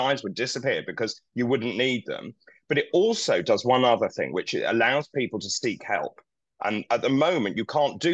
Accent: East Anglia, East of England, United Kingdom; I come from East Anglia.

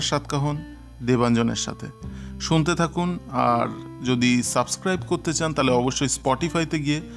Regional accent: Barisal, Barisal Division, Bangladesh; আমি হেসে বললাম দাদা আমি বরিশালের লোক আমি শুটকির নামে পালাবো তা কি করে হয়

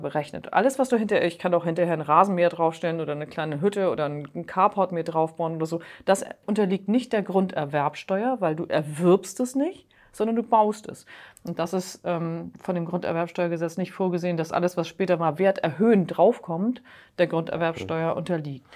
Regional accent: Hamburg, Germany; als Hamburger

